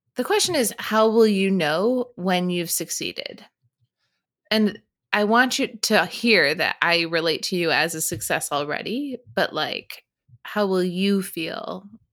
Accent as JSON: {"language": "English", "region": "Michigan", "country": "United States", "moved": "yes", "said": "I'm from Michigan"}